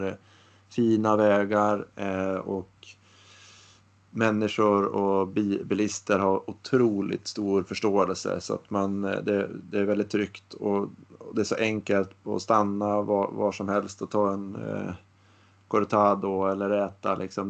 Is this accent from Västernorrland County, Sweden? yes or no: yes; Västernorrland County, Sweden; now in Gothenburg, Sweden; jag bor ju i Göteborg idag men jag har ju mina kopplingar här uppifrån Ångermanland